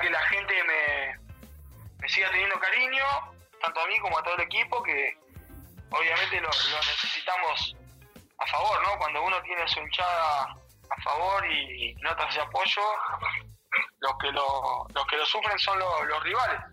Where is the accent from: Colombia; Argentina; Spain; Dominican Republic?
Argentina; yo como argentino